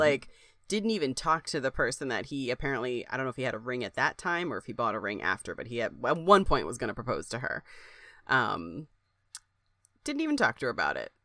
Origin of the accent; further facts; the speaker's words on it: Springfield, United States; I grew up in Springfield